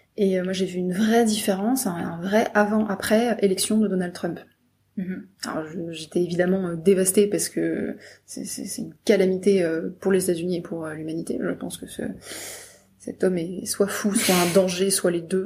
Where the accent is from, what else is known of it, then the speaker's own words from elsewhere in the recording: Brittany, France; je viens de Bretagne